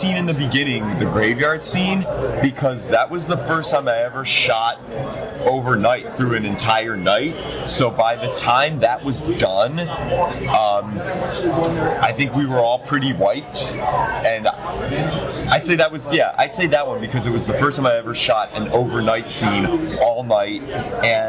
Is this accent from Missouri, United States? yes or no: no; Cleveland, Ohio, United States; I'm from Cleveland.